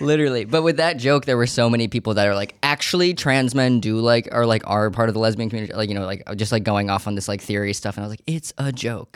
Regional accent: Savannah, Georgia, United States; also born or lived in Syracuse, New York; now in New York City, United States; I was born in Syracuse, New York, but I grew up in Savannah, Georgia, and we moved there

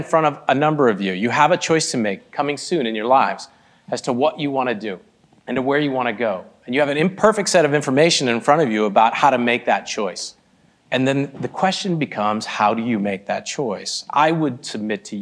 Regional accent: Michigan, United States; also born or lived in Boston, Massachusetts; I was born in Boston, Massachusetts, spent my life mostly in the Midwest, in the great Midwest, in Michigan, and was raised by two Indian immigrants

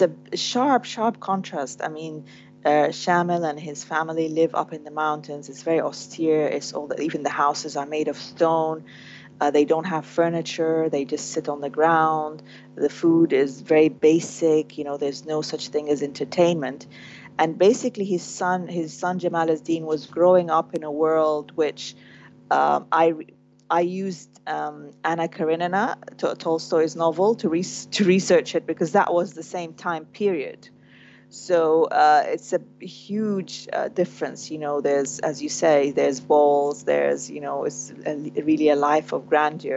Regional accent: Sudan; born or raised there; moved away

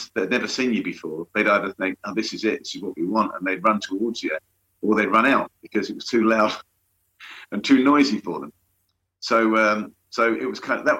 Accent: London, United Kingdom; I'm from London, that area of London

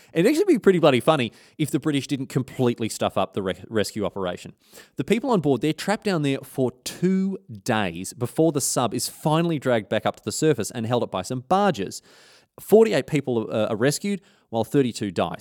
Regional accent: Australia; as an Australian

